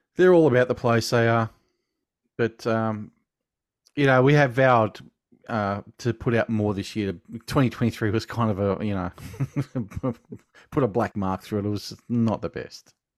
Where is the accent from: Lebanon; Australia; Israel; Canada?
Australia; Being Australian